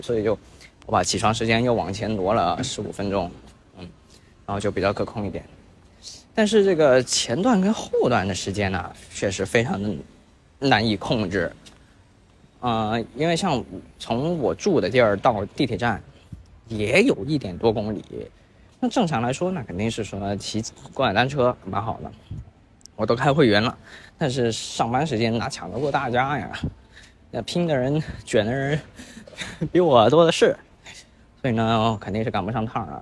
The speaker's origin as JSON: {"language": "Chinese", "region": "Guangdong", "country": "China", "lives_now": "Shenzhen, China", "said": "我是在广州，然后这个月呢，我就入职到了深圳的一家新公司。那说起来深圳啊，虽然我是广东人，没去过几次深圳"}